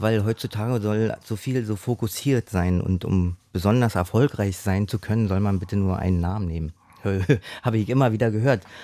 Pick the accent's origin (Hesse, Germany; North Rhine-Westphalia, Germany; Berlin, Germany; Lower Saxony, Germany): Berlin, Germany; ich bin im, im, im Osten aufgewachsen